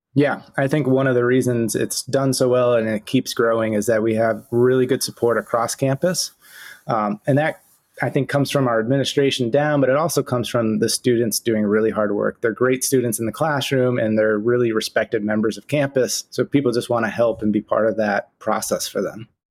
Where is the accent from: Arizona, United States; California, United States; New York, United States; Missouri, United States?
New York, United States; Saranac Lake; I grew up in Saranac Lake